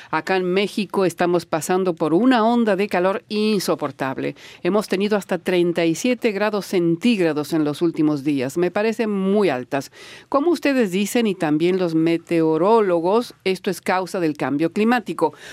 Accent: Venezuela; En mi país, Venezuela, a pesar de sus leyes, yo como bisexual no podemos contar con ese privilegio

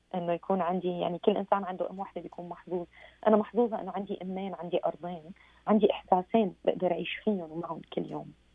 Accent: Syria; now in Paris, France; اني سوريه

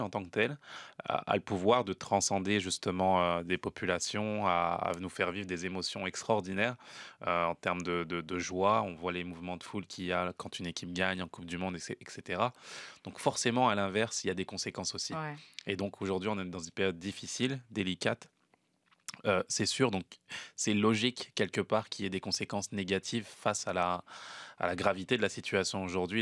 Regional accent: France; now in Canada

